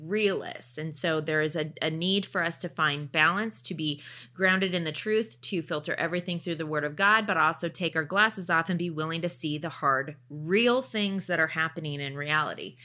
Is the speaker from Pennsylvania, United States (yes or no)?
no; Oregon, United States; also born or lived in Canada; I grew up in Oregon